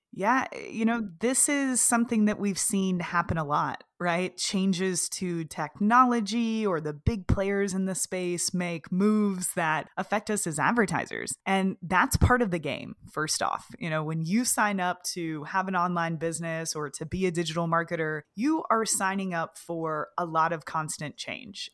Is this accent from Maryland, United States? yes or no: no; Kentucky, United States; moved away as an adult; also born or lived in Austin, Texas; I moved to Austin, Texas from my hometown in Kentucky